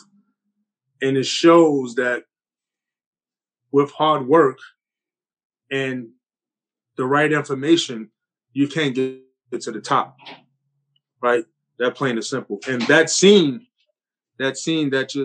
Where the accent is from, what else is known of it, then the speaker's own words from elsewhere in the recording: New York City, New York, United States; growing up in Coney Island, New York City, playing basketball